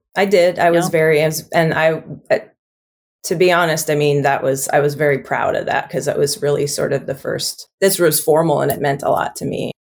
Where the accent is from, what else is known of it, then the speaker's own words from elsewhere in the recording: Kauai, Hawaii, United States; I grew up on Kauai